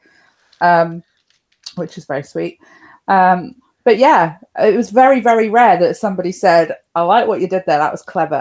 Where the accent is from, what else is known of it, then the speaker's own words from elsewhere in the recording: Cornwall, South West England, United Kingdom; now in Plymouth, United Kingdom; Now, I'm from Cornwall. I'm from Down Cornwall originally.